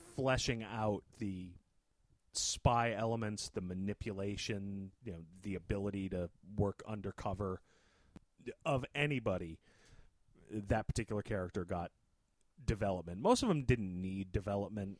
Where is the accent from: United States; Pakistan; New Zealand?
United States; being an American